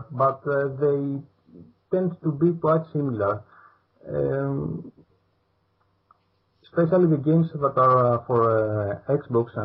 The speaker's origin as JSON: {"language": "English", "country": "Greece", "second_language": "English", "said": "I am from Greece"}